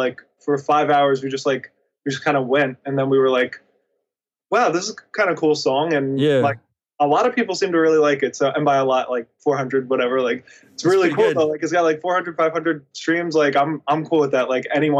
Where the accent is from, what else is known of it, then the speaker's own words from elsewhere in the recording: Nashville, Tennessee, United States; also born or lived in New York; So born in Nashville and lived there till I was like 4. And then I moved up to New York. And then between like 5 and 8, I want to say, like, stayed in New York. Then we moved back down to Nashville